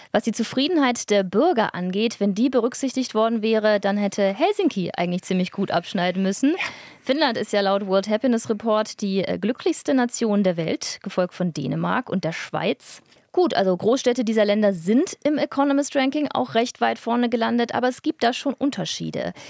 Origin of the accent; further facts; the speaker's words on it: near Stuttgart, Baden-Württemberg, Germany; now in Berlin, Germany; denn ich bin ja in der Nähe aufgewachsen